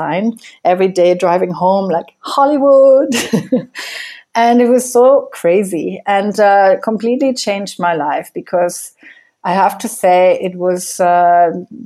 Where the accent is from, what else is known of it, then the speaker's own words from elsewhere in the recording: Germany; moved away as an adult; now in Costa Rica; I grew up in Germany. And I left Germany in 1996